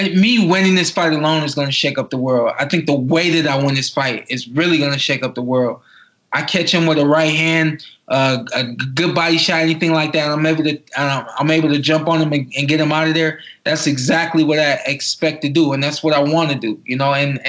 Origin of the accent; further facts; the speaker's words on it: Cleveland, Ohio, United States; I'm from Cleveland, Ohio. I'm from Northeast Ohio